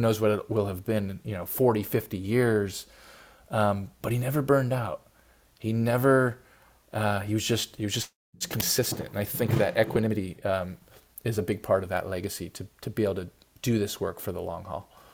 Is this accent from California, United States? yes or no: yes; Oakland, California, United States; I live in you know in Oakland, which you know is a big city in the Bay Area. There's a lot of gun violence in my hometown.